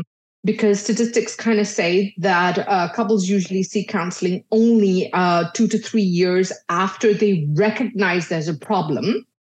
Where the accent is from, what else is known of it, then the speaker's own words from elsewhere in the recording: Dubai, United Arab Emirates; so I was born and brought up in Dubai, but I'm originally Indian. So my parents are Indian